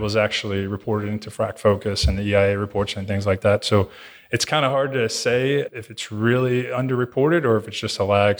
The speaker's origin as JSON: {"language": "English", "region": "Louisiana", "country": "United States", "tie": "born or raised there", "said": "growing up in Louisiana, it's pretty, pretty rural area"}